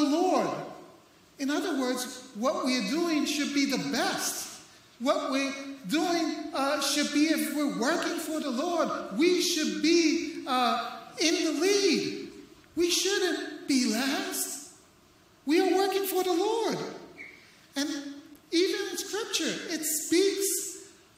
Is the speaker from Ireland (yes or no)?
no; Puerto Rico; now in St. Augustine, United States; I'm Puerto Rican